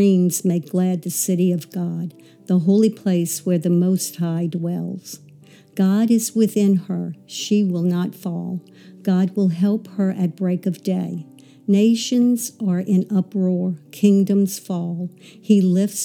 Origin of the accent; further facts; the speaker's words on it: Metairie, Louisiana, United States; also born or lived in New Orleans, Louisiana; I actually grew up in the suburbs of Metairie.